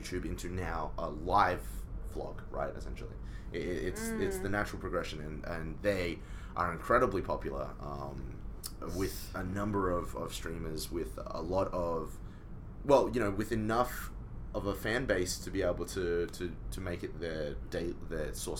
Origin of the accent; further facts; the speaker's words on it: Australia; also born or lived in Hong Kong; when I grew up in Australia